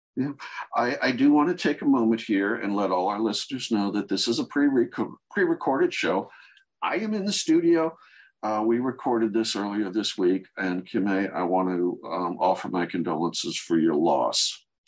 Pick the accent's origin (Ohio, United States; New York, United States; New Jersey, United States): Ohio, United States; now in Kansas City, United States; I'm a transplant. I'm originally from Ohio and Kansas City is home.